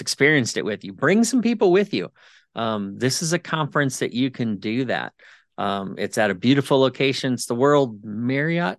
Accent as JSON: {"language": "English", "region": "Ohio", "country": "United States", "said": "I'm from Ohio, and we don't see the sun until probably May"}